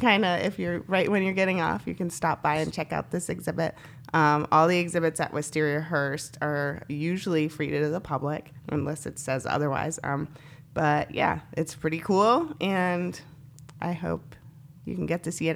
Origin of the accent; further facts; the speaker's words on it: Northampton, Massachusetts, United States; growing up in Northampton